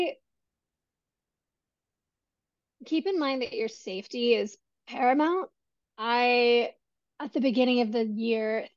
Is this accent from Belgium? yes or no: no; California, United States; my home state of California